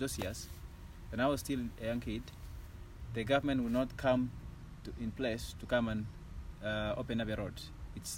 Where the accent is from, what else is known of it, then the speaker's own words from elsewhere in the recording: Kapchorwa, Eastern Region, Uganda; growing up in Kapchorwa